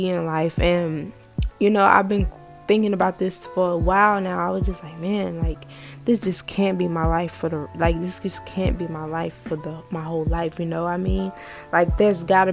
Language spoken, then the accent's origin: English; the South, United States; growing up in the South